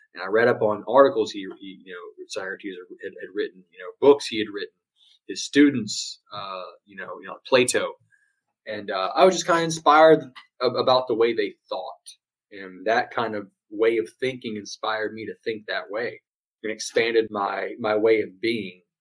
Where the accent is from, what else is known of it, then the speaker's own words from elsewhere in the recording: Louisiana, United States; moved away as an adult; now in Houston, United States; I live in uh, Houston, Texas at the moment, but I was born and raised in Louisiana